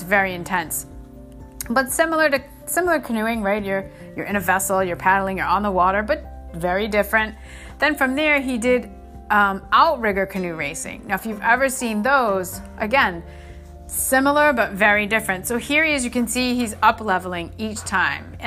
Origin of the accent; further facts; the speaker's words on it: Northeast, United States; moved away; where I grew up in the Northeast